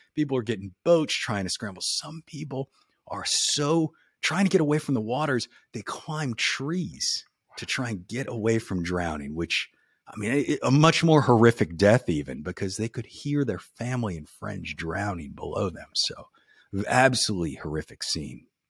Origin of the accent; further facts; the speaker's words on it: New Orleans, Louisiana, United States; moved away; I was born and raised in New Orleans, right? So I grew up down there hearing stories all the time